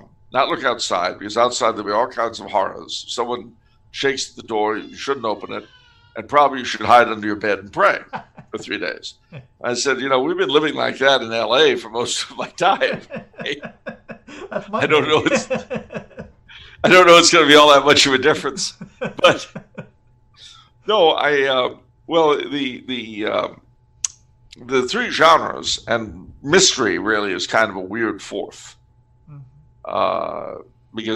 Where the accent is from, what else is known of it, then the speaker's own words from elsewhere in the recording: California, United States; I'm from California.